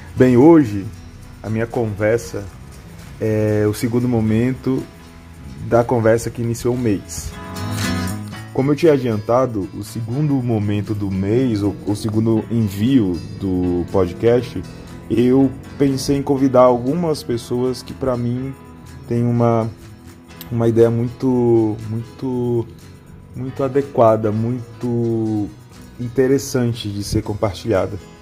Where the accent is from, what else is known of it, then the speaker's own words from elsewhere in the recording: Aracaju, Sergipe, Brazil; now in Brasília, Brazil; Sergipe, que é minha que é meu estado natal, né, em Aracaju, por exemplo, que é a cidade onde eu nasci, como também aqui em Brasília